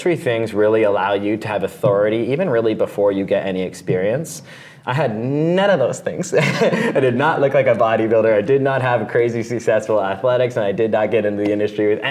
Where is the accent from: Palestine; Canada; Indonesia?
Canada; Being a Canadian